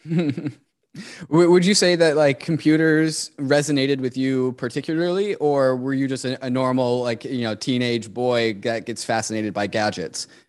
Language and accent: English; United States; growing up in America